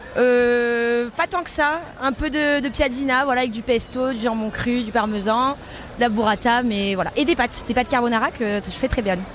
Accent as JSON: {"language": "French", "country": "Italy", "moved": "yes"}